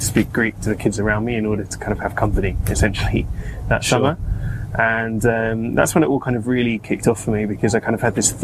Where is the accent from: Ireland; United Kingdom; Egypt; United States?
United Kingdom; London; I grew up here in London